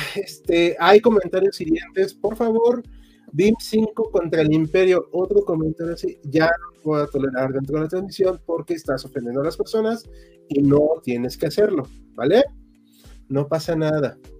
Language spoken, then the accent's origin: Spanish; Mexico City, Mexico; casi todos somos de Chilangolandia o Ciudad de México